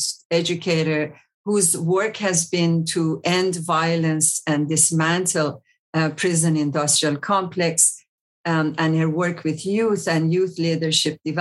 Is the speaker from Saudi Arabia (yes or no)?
no; Iran; also born or lived in South Africa; now in Champaign-Urbana, United States; Iran, my home country